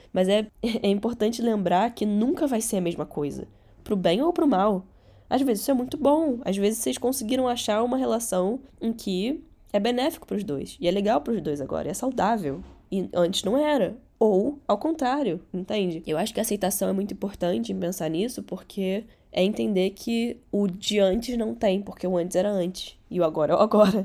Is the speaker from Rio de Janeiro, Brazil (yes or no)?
yes; Rio de Janeiro, Brazil; first language Catalan; Portuguese is a second language; also born or lived in Barcelona, Spain; eu nasci em Barcelona. Só que eu vim pro Rio de Janeiro com três anos